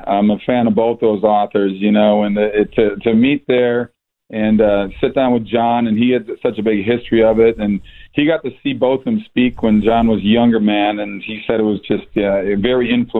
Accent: United States; especially here in my home country of America.

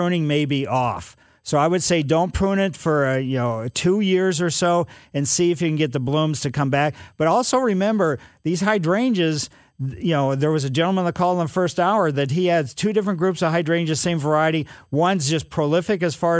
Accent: Ellisville, United States; As a kid growing up in Ellisville

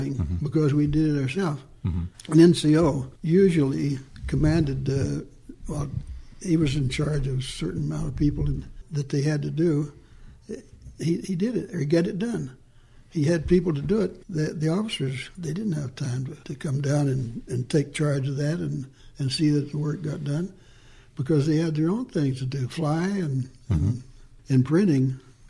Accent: Oregon, United States; moved away as an adult; also born or lived in Oklahoma; now in DuPont, United States; I was born in Oklahoma. My parents migrated to Oregon. Dad bought a strawberry farm

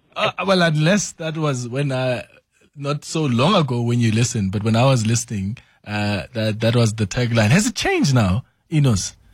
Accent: South Africa; moved away; I'm from Falbank. That's the village where I grew up.

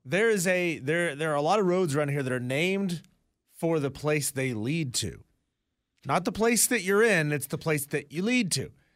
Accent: Hickory, North Carolina, United States; moved away; my hometown, which is divided into four quadrants.

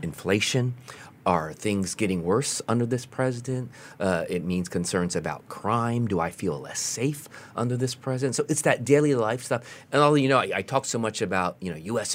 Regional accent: United States; as an American

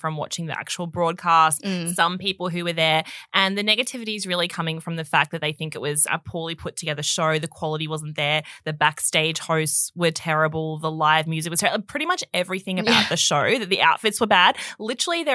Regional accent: Australia; growing up in Australia, it used to be you watched Home and Away every night

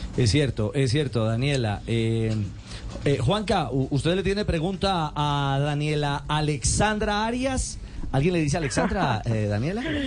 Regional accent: Manizales, Caldas, Colombia; mi tierrita? ¿Por qué en Manizales

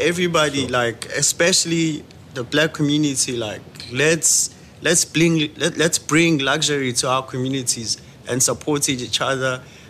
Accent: Durban, KwaZulu-Natal, South Africa; moved away; I'm a township creative. I'm from Mlazi.

